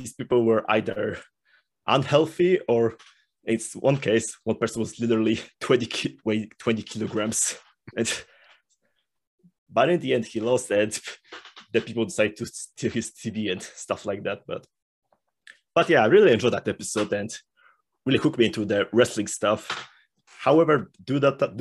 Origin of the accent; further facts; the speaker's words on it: Poland; moved away; I come from Poland, and when I was growing up, there wasn't like much wrestling in Poland